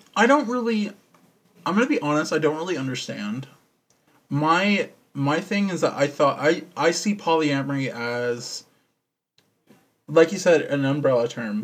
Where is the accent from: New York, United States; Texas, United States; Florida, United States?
Texas, United States; I'm from Texas. I was born here, and sadly still live here.